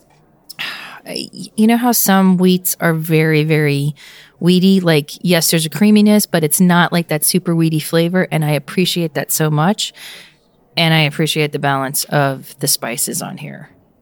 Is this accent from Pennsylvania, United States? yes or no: yes; Pennsylvania, United States; moved away; my home state